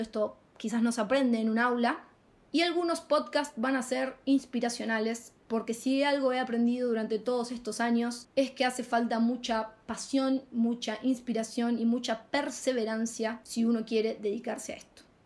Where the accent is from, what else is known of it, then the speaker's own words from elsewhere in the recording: Rosario, Santa Fe, Argentina; moved away as an adult; now in Madrid, Spain; de la ciudad de Rosario, Argentina, y hace muy muy poquito instalada en Madrid, España.